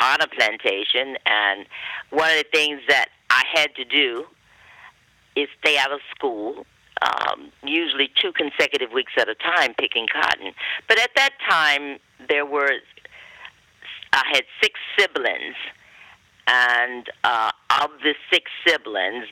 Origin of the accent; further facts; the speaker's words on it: western North Carolina, United States; I grew up on a plantation located in the western part of North Carolina